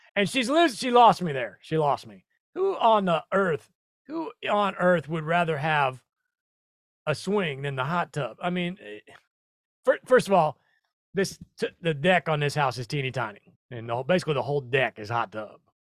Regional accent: Omaha, Nebraska, United States; moved away; I'm from Omaha, four zero, the old four oh two

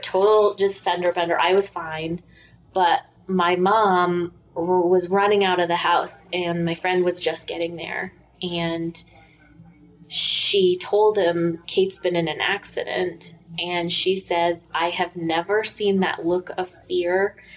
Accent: Colorado, United States

